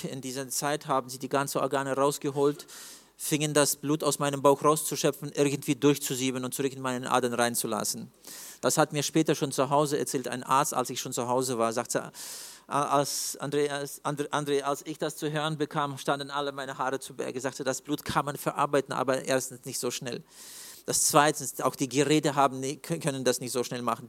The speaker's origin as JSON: {"language": "German", "region": "Siberia", "country": "Russia", "said": "im Norden bei uns in Sibirien"}